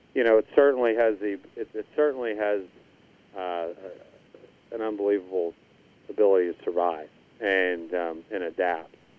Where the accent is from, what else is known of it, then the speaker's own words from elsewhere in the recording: Indiana, Pennsylvania, United States; Indiana Country Club which was my hometown, Indiana, PA